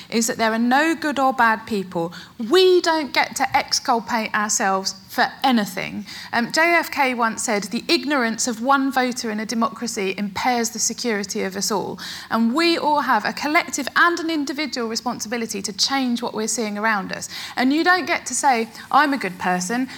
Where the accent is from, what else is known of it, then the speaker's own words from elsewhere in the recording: Essex, East of England, United Kingdom; I was born and brought up in Essex